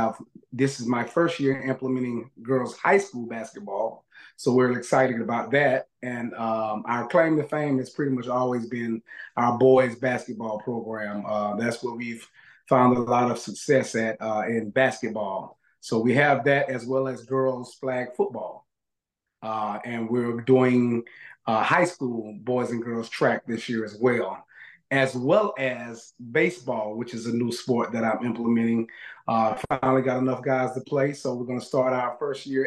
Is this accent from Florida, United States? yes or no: yes; Tallahassee, Florida, United States; I'm born and raised in Tallahassee